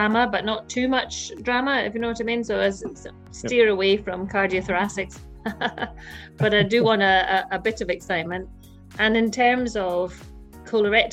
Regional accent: Scotland, United Kingdom; I'm a Scottish female surgeon

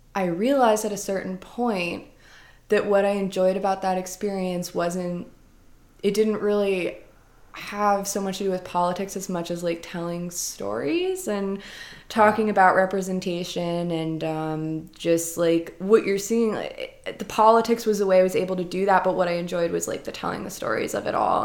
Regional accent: New Jersey, United States; moved away as an adult; also born or lived in Rhode Island; I grew up in New Jersey

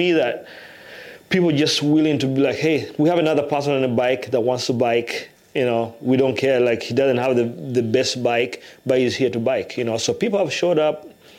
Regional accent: Iowa City, Iowa, United States; when you come from Iowa City where there's a lot of diversity

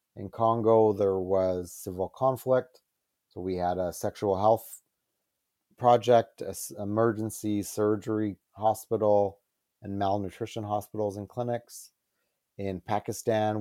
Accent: Calgary, Alberta, Canada; moved away as an adult; I was from Calgary

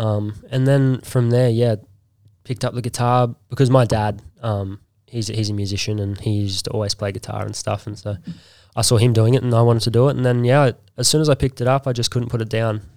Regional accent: Bribie Island, Queensland, Australia; I grew up on Bribey

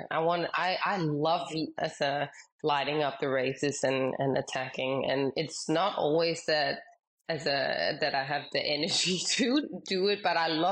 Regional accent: Denmark; Growing up, I mostly raced in Denmark

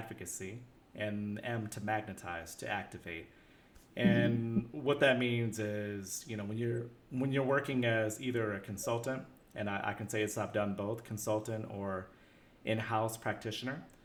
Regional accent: United States; being American

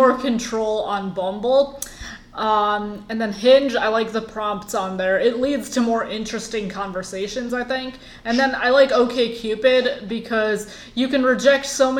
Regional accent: Michigan, United States; moved away as an adult; also born or lived in India; now in Florida, United States; I am from India. My family moved to the U.S. when I was like 3, and then I lived in Michigan most of my life, and now I live in Florida

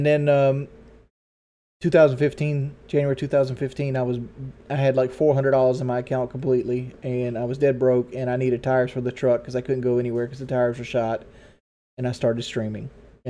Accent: the South, United States; accent: southern; I didn't try to change my southern accent.

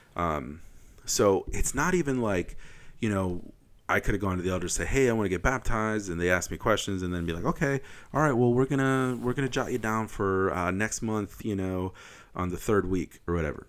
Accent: Wisconsin, United States; I'm from Wisconsin

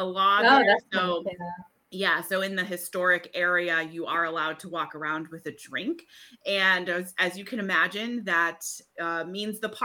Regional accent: New Hampshire, United States; moved away as an adult; also born or lived in Vermont; now in South Carolina, United States; I actually grew up in New Hampshire and we lived in Vermont for many, many years.

